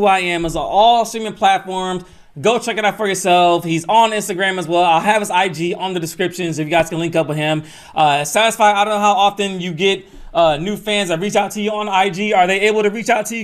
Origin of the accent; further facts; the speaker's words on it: Atlanta, Georgia, United States; my hometown of Atlanta, Georgia